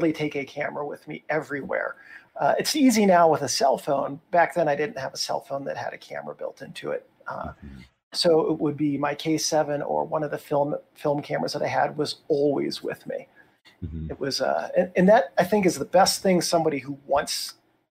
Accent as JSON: {"language": "English", "town": "Chicago", "region": "Illinois", "country": "United States", "tie": "born or raised there", "also_born_or_lived": "Philadelphia / North Carolina / St. Louis / Washington, D.C.", "moved": "yes", "lives_now": "Denver, United States", "said": "I grew up in Chicago"}